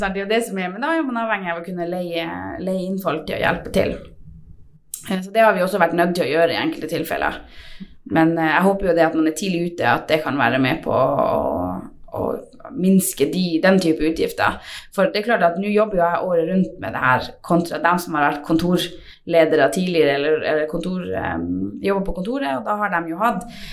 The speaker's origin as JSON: {"language": "Norwegian", "area": "Tverrelvdalen", "region": "Finnmark", "country": "Norway", "tie": "born or raised there", "said": "opprinnelig fra Tverland"}